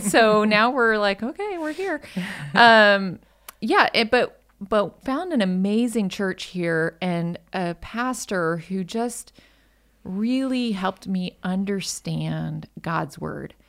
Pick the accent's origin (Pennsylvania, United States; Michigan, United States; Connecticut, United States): Michigan, United States; moved away as an adult; also born or lived in Colorado; now in North Texas, United States; I'm originally from Michigan.